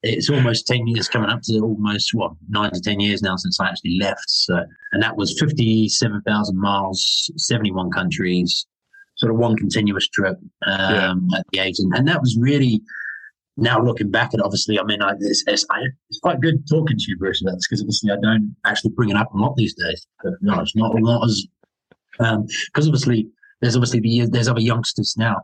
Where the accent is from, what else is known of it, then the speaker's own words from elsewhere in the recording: New Zealand; moved away; growing up in New Zealand